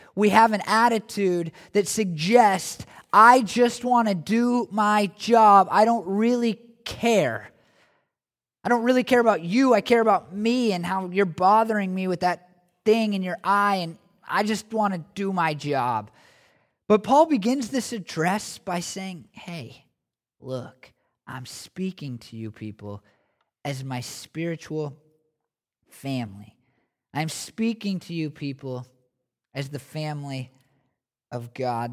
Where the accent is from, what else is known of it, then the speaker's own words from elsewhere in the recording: United States; as American Christians